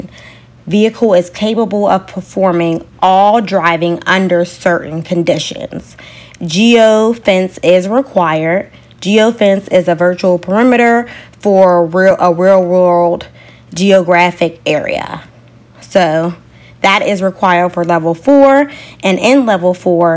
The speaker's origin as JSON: {"language": "English", "town": "Pittsburgh", "region": "Pennsylvania", "country": "United States", "tie": "born or raised there", "moved": "yes", "said": "my hometown of Pittsburgh, Pennsylvania"}